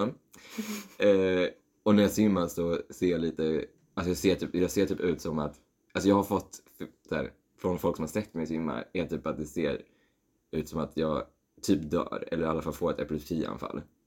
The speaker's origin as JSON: {"language": "Swedish", "region": "Skåne", "country": "Sweden", "said": "jag är från Skåne"}